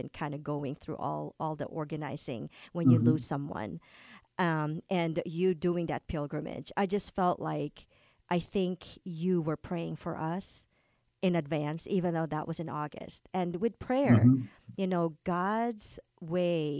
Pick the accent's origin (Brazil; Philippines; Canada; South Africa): Philippines; moved away; also born or lived in California; a Filipino, having grown up in the Philippines